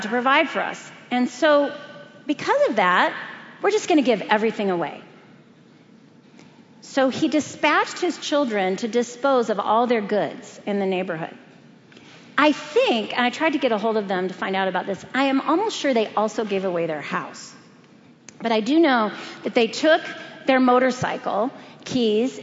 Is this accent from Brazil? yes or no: yes; Brazil; moved away; Growing up in Brazil, I was aware of the principalities of darkness that contend for that country.